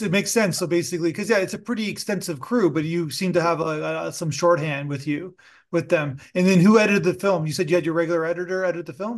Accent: Toronto, Ontario, Canada; I'm from Toronto

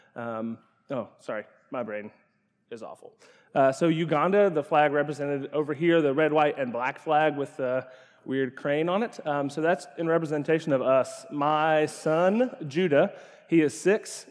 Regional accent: Ashland, Kentucky, United States; I grew up in Ashland, Kentucky

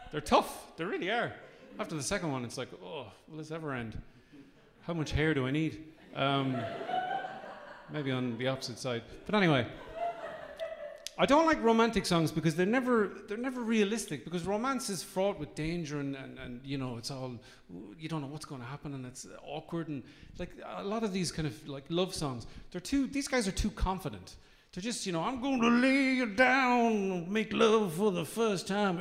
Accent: Midlands, Ireland; I come from the Midlands

